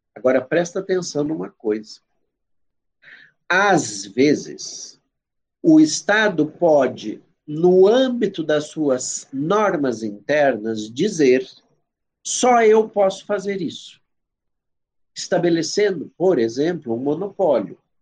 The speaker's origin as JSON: {"language": "Portuguese", "country": "Brazil", "said": "eu sou brasileiro"}